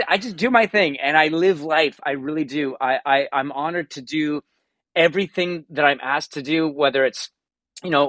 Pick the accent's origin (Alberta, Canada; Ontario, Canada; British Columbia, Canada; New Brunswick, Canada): Ontario, Canada; Hamilton; also born or lived in Toronto; now in Burlington, Canada; I grew up in Hamilton